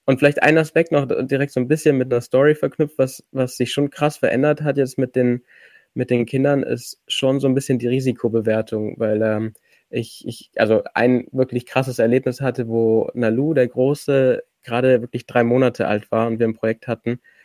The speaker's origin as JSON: {"language": "German", "area": "Allgäu", "region": "Bavaria", "country": "Germany", "tie": "born or raised there", "said": "ich komme aus dem Allgäu"}